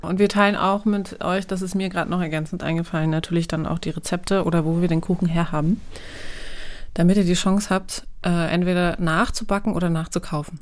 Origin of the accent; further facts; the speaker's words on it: Wolfsburg, Lower Saxony, Germany; also born or lived in Görlitz; Also meine Eltern haben irgendwann entschieden, dann nach Wolfsburg zu ziehen, nach dem Mauerfall